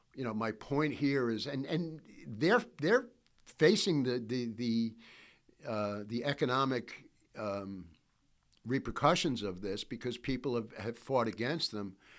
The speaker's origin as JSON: {"language": "English", "region": "New York", "country": "United States", "said": "I'm from New York"}